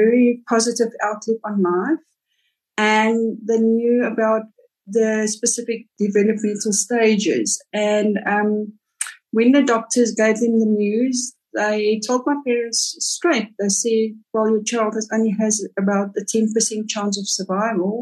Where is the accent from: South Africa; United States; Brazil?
South Africa; Cape Town, Western Cape; moved away as an adult; also born or lived in Roodepoort, Johannesburg; now in Johannesburg, South Africa; I'm originally from Cape Town